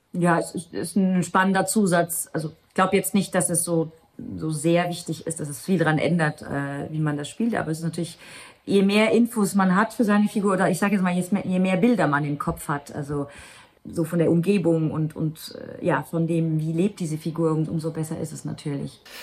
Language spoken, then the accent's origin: German; Luxembourg; first language Luxembourgish; German is a second language; moved away as an adult; also born or lived in Germany; auf Luxemburgisch gespielt, was ja eigentlich meine Muttersprache ist